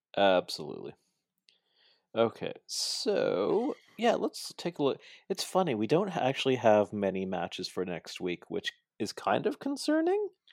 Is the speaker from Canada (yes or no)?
yes; Toronto, Ontario, Canada; I'm from Toronto